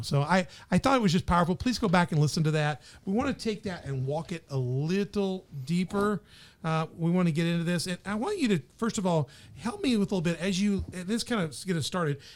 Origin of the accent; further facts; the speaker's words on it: the South, United States; moved away; also born or lived in Memphis; I'm from the South.